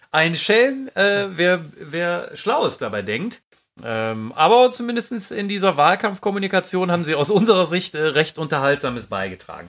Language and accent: German; Düsseldorf, North Rhine-Westphalia, Germany; weil wir aus Düsseldorf kommen